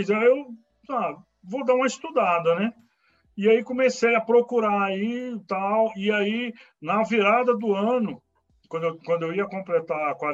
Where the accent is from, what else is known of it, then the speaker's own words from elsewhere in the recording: Brasília, Federal District, Brazil; tá? Sou, é, moro, é, nasci em Brasília, moro em Brasília, né, é, no Gama Leste, né?